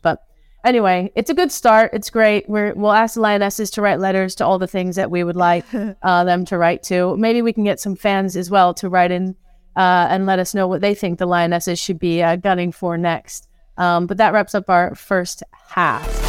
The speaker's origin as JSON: {"language": "English", "country": "New Zealand", "moved": "yes", "lives_now": "England", "said": "as a Kiwi"}